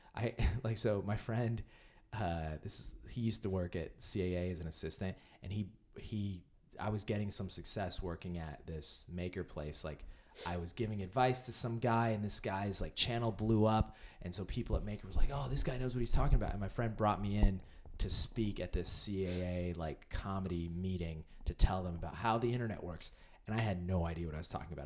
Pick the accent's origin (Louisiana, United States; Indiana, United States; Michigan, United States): Indiana, United States; moved away as an adult; now in Los Angeles, United States; I'm from Indiana